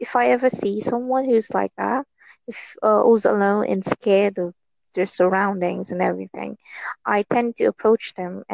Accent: Philippines; I'm from Philippines

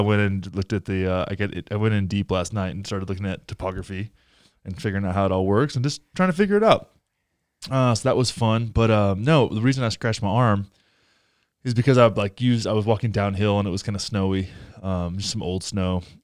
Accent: Texas, United States; moved away; I grew up in, I grew up in Texas

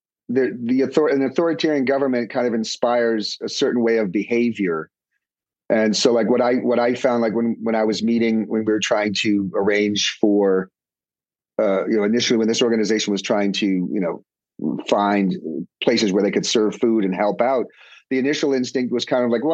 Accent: New York, United States; I'm from New York.

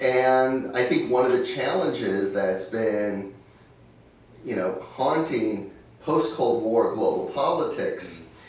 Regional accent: United States; as an American

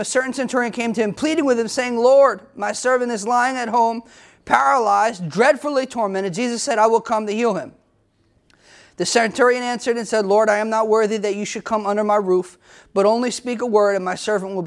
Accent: United States; as American people

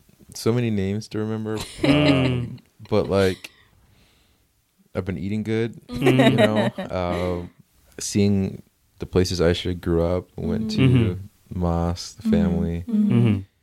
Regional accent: New Jersey, United States; now in Los Angeles, United States; I grew up in Jersey.

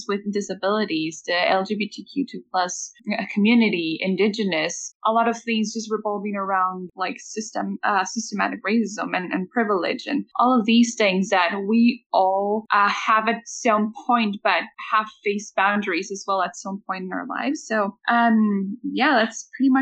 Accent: Mexico; now in Lethbridge, Canada; I'm from Mexico.

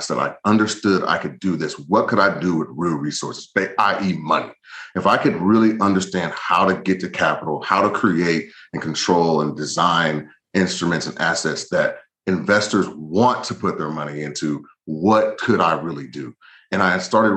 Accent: the South, United States; I'm from the South

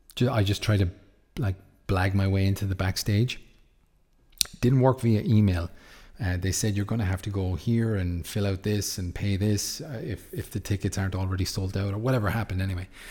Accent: Ireland; Yes, I'm from Ireland

